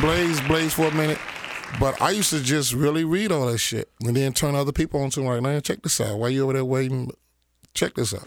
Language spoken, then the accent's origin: English; Chicago, Illinois, United States; We grew up in Chatham.